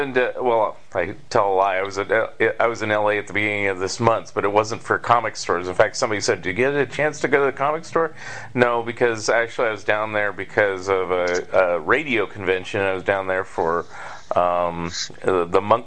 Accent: Northern California, United States; I grew up in Northern California, and then for a time between ages 6 and 9 in the 70s, I lived in Southern California briefly

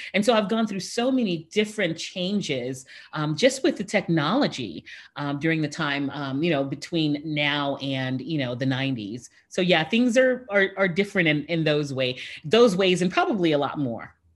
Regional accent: Houston, Texas, United States; my hometown of Houston

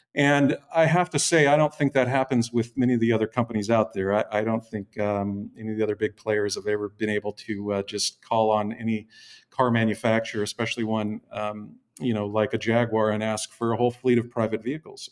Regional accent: Seattle, Washington, United States; moved away as an adult; also born or lived in Mill Valley; I'm from the Northwest, uh, Seattle is where I would call home. Um, lived my first thirty, thirty-five years, um, in the Seattle metro area

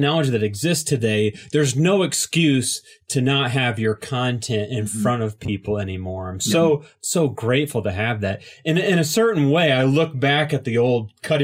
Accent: Indiana, United States; from Indiana

